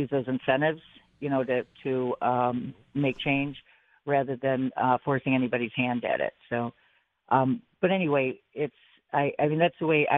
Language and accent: English; Buffalo, New York, United States; now in Amherst, United States; I grew up in Buffalo, live in Amherst for 20 some years